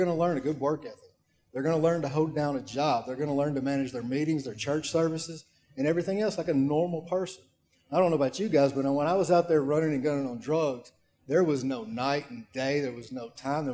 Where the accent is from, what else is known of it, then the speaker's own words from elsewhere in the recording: Waverly, Tennessee, United States; my hometown of Waverly, Tennessee